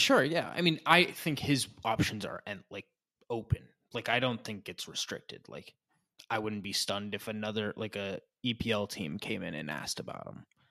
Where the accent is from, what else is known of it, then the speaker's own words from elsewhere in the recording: New England, United States; we're from New England